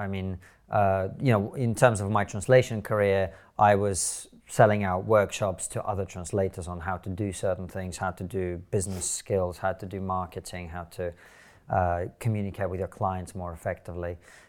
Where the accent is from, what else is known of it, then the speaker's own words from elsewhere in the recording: Moscow, Russia; also born or lived in Soviet Union; I grew up in the Soviet Union in different parts of it. So I was born in Moscow. I lived there for 4 years.